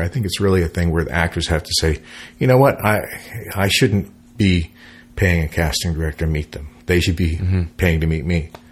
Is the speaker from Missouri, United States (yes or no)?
no; San Francisco, California, United States; moved away; as a musician, growing up in San Francisco, and so when I moved here in the '70s